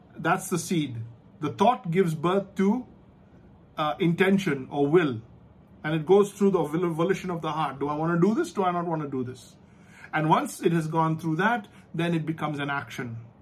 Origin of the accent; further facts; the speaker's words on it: India; we're from the Indian education system